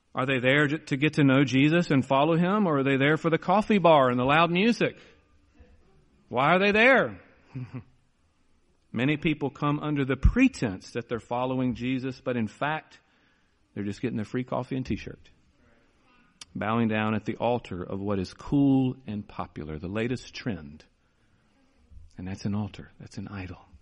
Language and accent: English; United States; our problem here in America